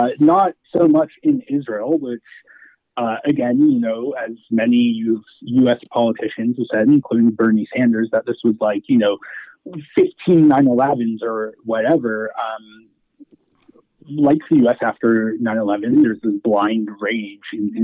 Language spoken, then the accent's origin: English; Toronto, Ontario, Canada; moved away; Toronto, which is my hometown